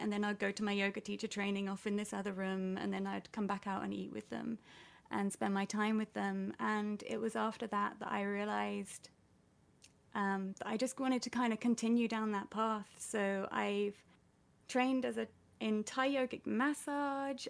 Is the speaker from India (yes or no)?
no; United Kingdom; I'm British